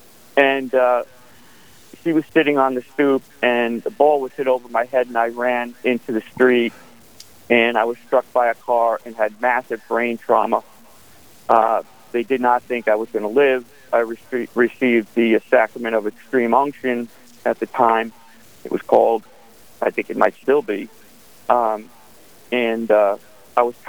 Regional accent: New York City, New York, United States; Born and raised in Staten Island, New York

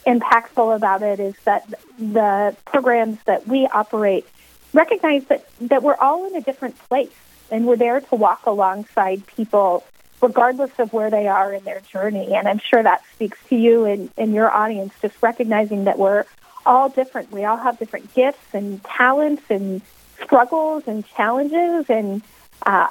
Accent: Western Iowa, United States; also born or lived in Southeast United States; now in Sioux Falls, United States; I grew up in Western Iowa

